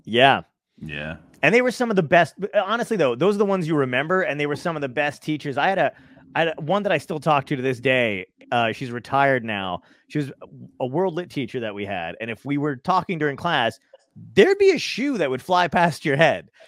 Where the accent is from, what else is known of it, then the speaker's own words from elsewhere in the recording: New York City, New York, United States; I'm from Brooklyn originally